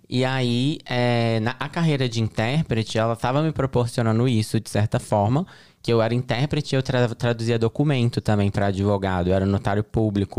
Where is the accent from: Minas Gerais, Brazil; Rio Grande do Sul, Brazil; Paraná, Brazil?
Minas Gerais, Brazil; Betim; moved away as an adult; also born or lived in Belo Horizonte, Brazil; now in United States; sou de Betim, Minas Gerais. Nasci em Belo Horizonte, morava numa cidade que se chama Betim, que é próxima a Belo Horizonte.